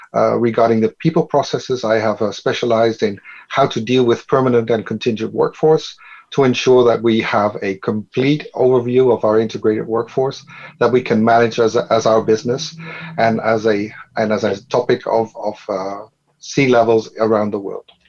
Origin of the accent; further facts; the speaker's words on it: Netherlands; I am from the Netherlands